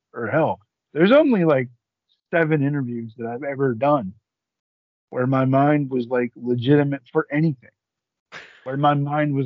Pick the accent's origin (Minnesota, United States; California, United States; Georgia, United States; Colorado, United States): Georgia, United States; Atlanta; I'm from Atlanta, which is in Georgia in name only